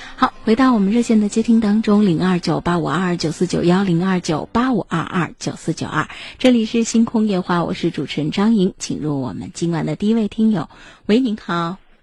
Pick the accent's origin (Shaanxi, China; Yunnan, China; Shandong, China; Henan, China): Shaanxi, China; 咱们陕西的这个方言